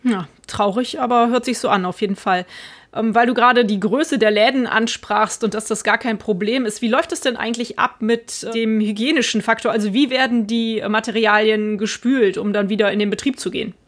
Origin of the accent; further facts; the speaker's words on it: Cologne-Bonn area, North Rhine-Westphalia, Germany; jetzt gerade hier meine Heimat, der Raum Köln-Bonn